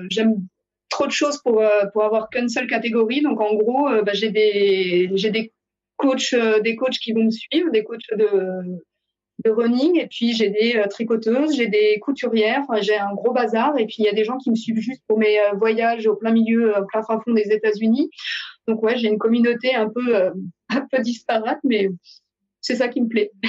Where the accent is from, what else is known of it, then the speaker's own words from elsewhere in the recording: Paris, Île-de-France, France; accent: New Jersey; now in United States; non, non, de Paris. Il me dit, mais t'as pas le même accent. Je fais, bah ouais, j'habite dans le New Jersey, donc j'ai l'accent du New Jersey.